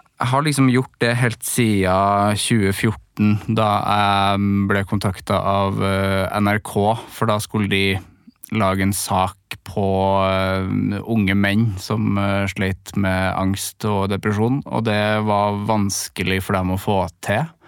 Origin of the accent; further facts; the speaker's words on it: Trøndelag, Norway; now in Oslo, Norway